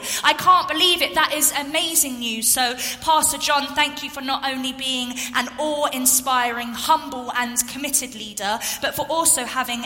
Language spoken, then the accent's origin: English; London, United Kingdom; moved away as an adult; now in Essex, United Kingdom; I grew up in London, back in the UK, and then moved to an area just outside of London about 4 years ago to an area called Essex.